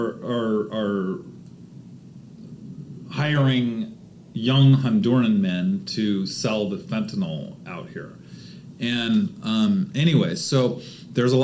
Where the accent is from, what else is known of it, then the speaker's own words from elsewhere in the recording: United States; also born or lived in Clackamas, Oregon / Seattle, Washington; I grew up in Clackamas, in Seattle, both wealthy neighborhoods